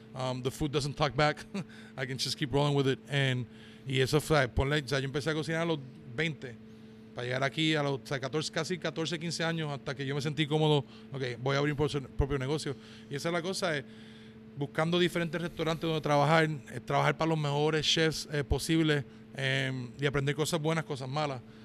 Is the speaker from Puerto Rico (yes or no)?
yes; Puerto Rico; now in Georgia, United States; yo cuando me crié en Puerto Rico